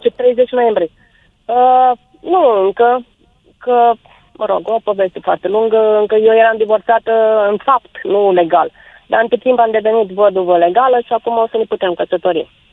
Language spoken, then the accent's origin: Romanian; Bukovina, Romania; moved away; sunt bucovineancă